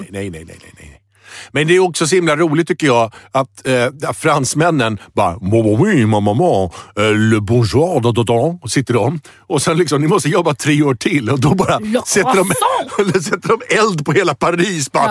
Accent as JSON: {"language": "Swedish", "country": "Sweden", "said": "Själv är jag glad för att jag är svensk."}